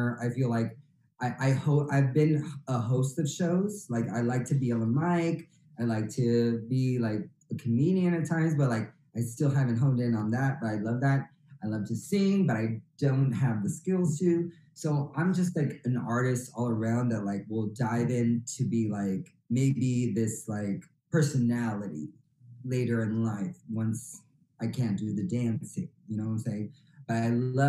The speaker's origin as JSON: {"language": "English", "town": "San Bruno", "region": "California", "country": "United States", "tie": "born or raised there", "also_born_or_lived": "Redwood City, California / San Mateo, California / Antioch, California", "said": "I was born in Redwood City, California, but grew up in San Bruno, South San Francisco, that was my whole like elementary"}